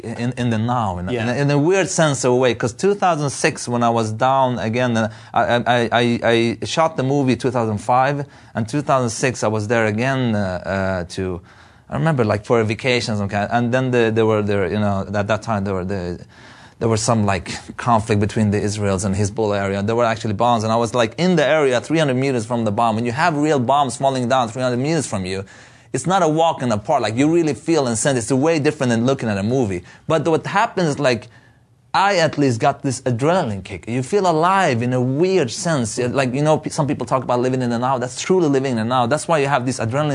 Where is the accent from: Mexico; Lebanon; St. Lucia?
Lebanon; Beirut, Beirut Governorate; moved away; I was born in Beirut, in the middle of the civil war